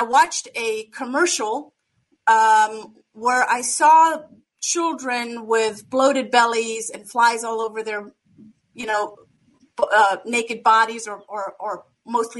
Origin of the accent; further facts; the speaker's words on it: Germany; now in United States; I was born and raised in Germany and born and raised in a very small community, 600 people village